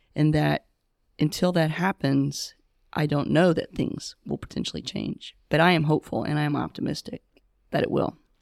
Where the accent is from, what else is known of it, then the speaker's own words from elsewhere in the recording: the South, United States; moved away as an adult; also born or lived in Connecticut; now in Charlotte, United States; I'm originally from the South